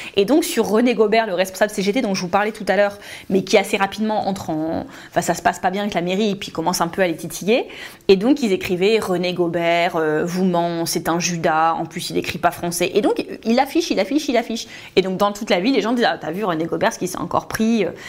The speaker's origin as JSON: {"language": "French", "town": "Hénin-Beaumont", "region": "Hauts-de-France", "country": "France", "tie": "born or raised there", "said": "Je suis originaire d'Hénin-Beaumont. J'ai deux grands-parents de Hénin-Liétard, deux grands-parents de Beaumont-Artois"}